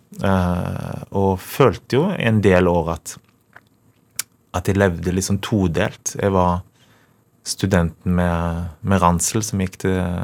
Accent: Karmøy, Rogaland, Norway; jeg er fra Karmøy

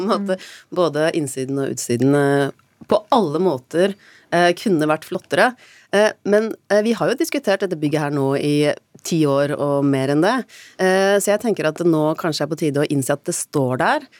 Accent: Oslo, Norway; vi som er født og oppvokst i Oslo

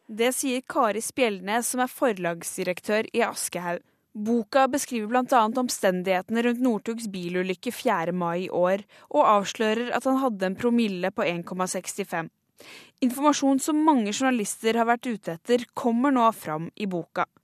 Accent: Trøndelag, Norway; Jeg er jo trønder, så syns jeg det er en toppkar

